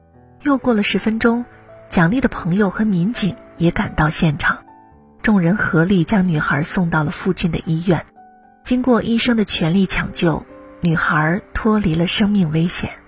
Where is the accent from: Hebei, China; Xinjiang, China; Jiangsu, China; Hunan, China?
Hunan, China; Changsha; 前天晚上，在我老家长沙发生了一件让人震惊的事儿。